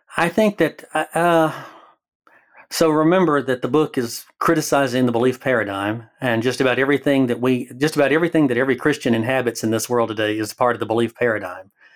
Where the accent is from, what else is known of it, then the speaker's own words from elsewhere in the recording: Alabama, United States; moved away as an adult; now in Oregon, United States; I live in Oregon, but I am from Alabama, so the accent